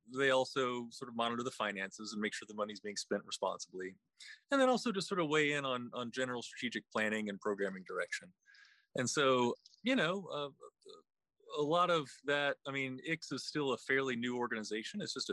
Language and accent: English; West Virginia, United States; now in Charlottesville, United States; I'm originally from West Virginia